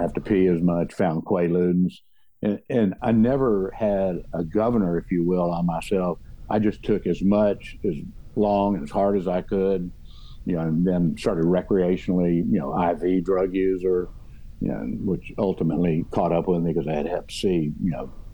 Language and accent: English; Houston, Texas, United States; also born or lived in West University Place, Texas; we grew up in Meyerland, I went to Bel Air High School 1 year